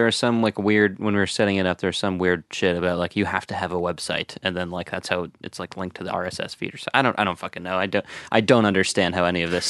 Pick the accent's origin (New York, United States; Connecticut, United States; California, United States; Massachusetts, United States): Connecticut, United States; moved away as an adult; I'm from Connecticut, so I've lived there my whole life. prior to the last couple of months